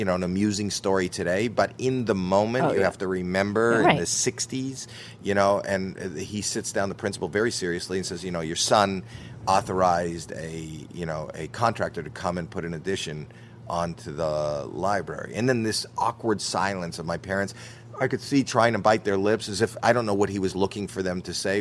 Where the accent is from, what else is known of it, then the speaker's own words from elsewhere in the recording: Toronto, Ontario, Canada; I'm from Toronto, Canada